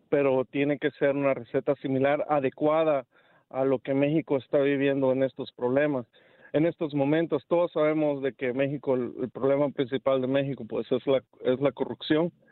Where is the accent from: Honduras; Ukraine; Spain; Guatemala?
Honduras; Yo soy hondureño. Y yo, ¿qué no quisiera yo que mi país tuviera un Bukele allá?